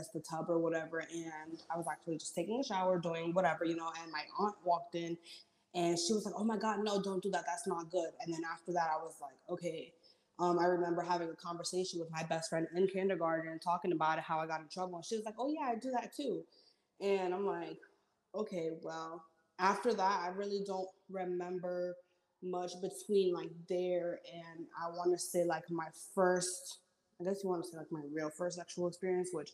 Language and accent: English; New York City, New York, United States; I grew up in Washington Heights with my parents